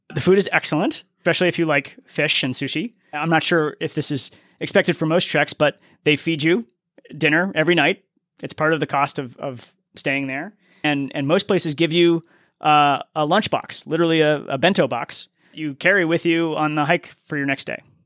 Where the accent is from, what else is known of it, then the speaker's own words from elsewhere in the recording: Boston, Massachusetts, United States; moved away; I'm from Boston originally